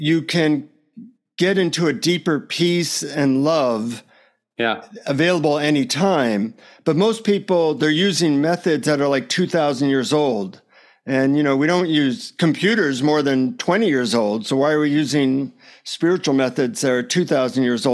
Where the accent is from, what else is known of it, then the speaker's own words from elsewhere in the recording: United States; from the United States